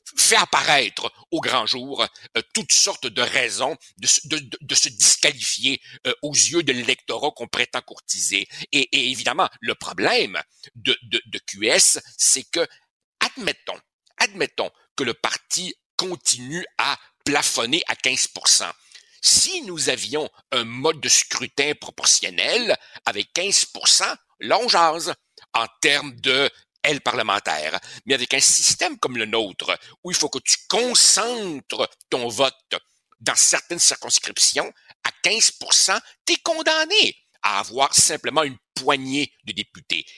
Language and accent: French; Quebec, Canada